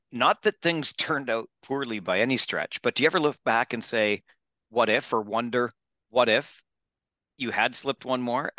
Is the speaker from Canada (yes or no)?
yes; Kitchener, Ontario, Canada; growing up in Kitchener.